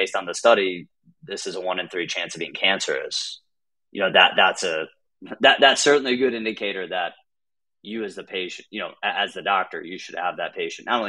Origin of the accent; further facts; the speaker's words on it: Gainesville, Florida, United States; moved away as an adult; also born or lived in Brown University, Rhode Island; I grew up in North Central Florida in a small college town called Gainesville.